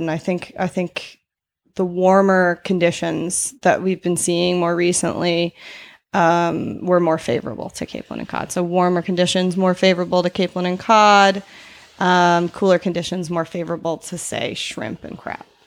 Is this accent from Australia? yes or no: no; Cape Breton, Nova Scotia, Canada; I am not from Newfoundland. I was, um, born in Cape Breton